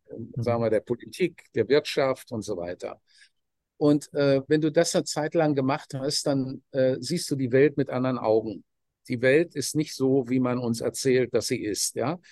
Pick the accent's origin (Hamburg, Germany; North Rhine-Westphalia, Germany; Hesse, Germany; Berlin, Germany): North Rhine-Westphalia, Germany; Dortmund; ich komme aus einer normalen Arbeiterfamilie in, in Dortmund